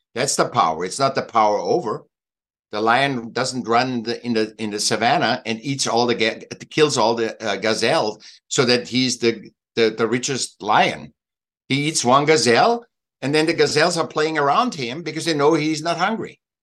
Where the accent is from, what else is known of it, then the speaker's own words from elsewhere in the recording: Austria; now in Laguna Beach, United States; I miss Austria and Switzerland. I'm from Austria